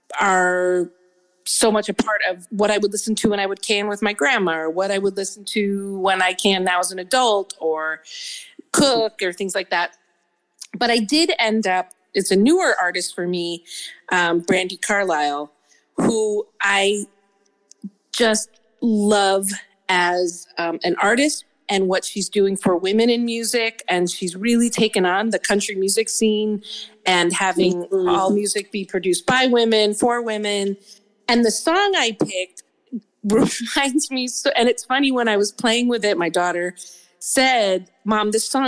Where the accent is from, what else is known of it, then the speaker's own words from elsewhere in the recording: Chicago, Illinois, United States; moved away as an adult; also born or lived in New York City / Elgin, Illinois; now in Santa Ana, United States; now that I live in California, I really see myself as a Midwesterner. And all that has meant for me in my childhood, I mean, I was born in New York City, but I really identify with Midwest and the Midwest of my grandparents' farm in Elgin, Illinois